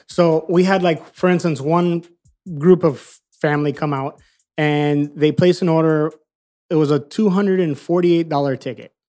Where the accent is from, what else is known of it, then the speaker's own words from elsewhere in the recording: Miami, Florida, United States; moved away as an adult; now in California, United States; We're, we're both born and raised in Miami